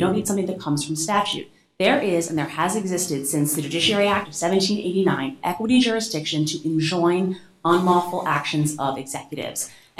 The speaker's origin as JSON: {"language": "English", "town": "Baltimore", "region": "Maryland", "country": "United States", "tie": "born or raised there", "said": "I was born and bred in Baltimore."}